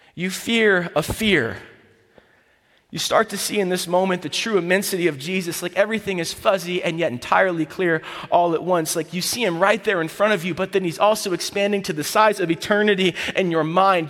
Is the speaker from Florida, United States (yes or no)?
yes; Florida, United States; I'm from Florida.